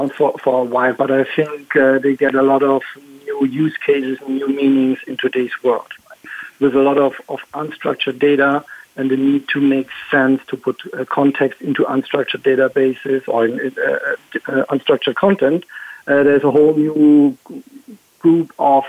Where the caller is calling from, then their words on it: Berlin, Pennsylvania, United States; And today I'm calling in from Berlin, Pennsylvania.